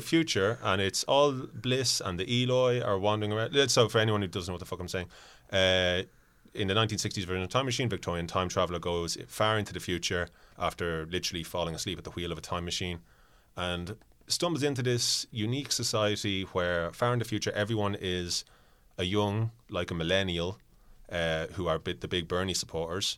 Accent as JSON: {"language": "English", "country": "Ireland", "said": "if I was talking to someone from a different part of Ireland, my accent might drift a little bit"}